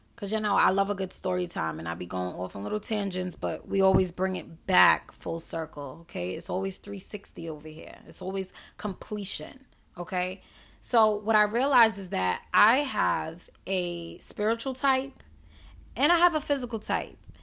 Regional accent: New York City, New York, United States; I'm from New York City. I'm from Queens, New York.

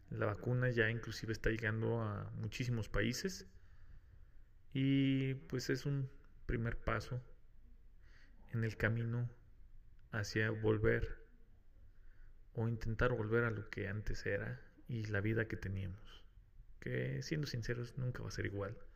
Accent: Mexico; Hago un paréntesis aquí, como buen mexicano, no creas que el que ya está la vacuna significa que no hay COVID

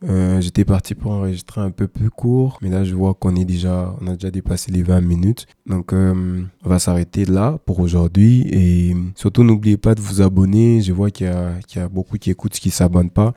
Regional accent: DR Congo; chez nous en RDC

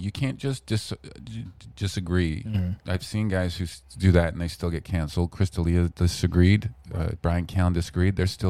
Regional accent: Vancouver, British Columbia, Canada

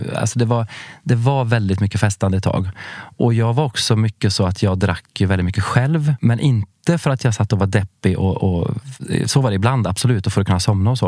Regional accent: Värmland, Sweden; moved away; jag är från Värmland från början. Eh, en liten eh, ort eh, vid norska gränsen.

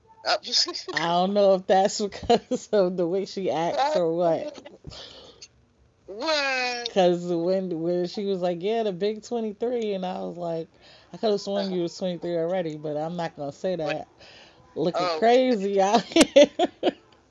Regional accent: New York, United States; I grew up mainly in New York.

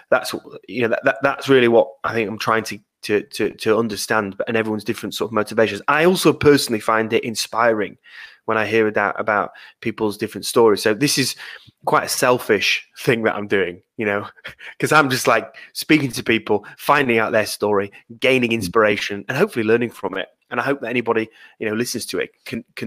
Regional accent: Yorkshire and the Humber, United Kingdom; I'm a Yorkshireman

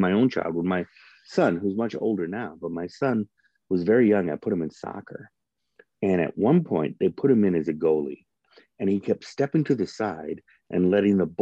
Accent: Northern Iowa, United States; moved away as an adult; now in Topeka, United States; I grew up in Northern Iowa.

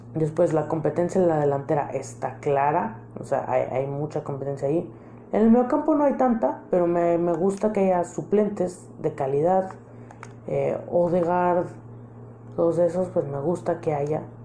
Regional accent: Mexico; como mexicano

